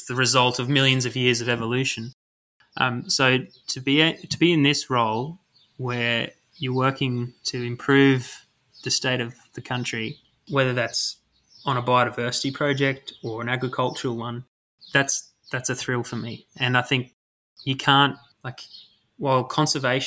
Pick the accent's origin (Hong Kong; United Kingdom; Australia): Australia; Queensland; moved away as an adult; also born or lived in Canberra; I'm being from Queensland, I actually went down to ANU to study at uni